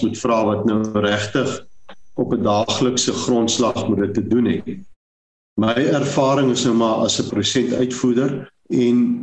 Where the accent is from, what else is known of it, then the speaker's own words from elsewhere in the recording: Springbok, Northern Cape, South Africa; moved away as an adult; also born or lived in Stellenbosch / Saldanha / Walvis Bay; ek het groot geword in Springbok, gebore groot geword in Namakolander